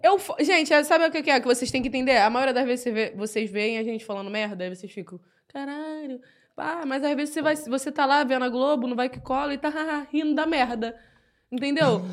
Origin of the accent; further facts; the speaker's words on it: Rio de Janeiro, Brazil; accent: carioca; a linguagem carioca, né? Eu escrevo tudo do meu jeito de falar